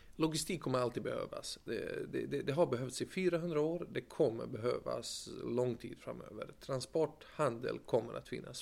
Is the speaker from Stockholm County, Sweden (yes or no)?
no; Gothenburg, Västra Götaland, Sweden; moved away as an adult; also born or lived in United States; anser mig själv som en göteborgare